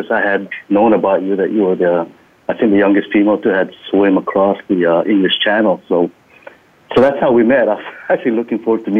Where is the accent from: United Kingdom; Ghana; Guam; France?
Guam; moved away as an adult; also born or lived in Leyte, Philippines; now in North Carolina, United States; I was actually born in the Philippines, in the province of Leyte. And I grew up in Guam. So I immigrated to Guam when I was 6 years old.